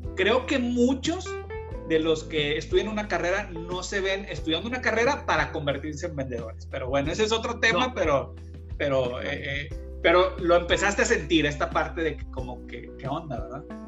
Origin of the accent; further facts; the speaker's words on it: Mexico; also born or lived in Monterrey; somos mexicanos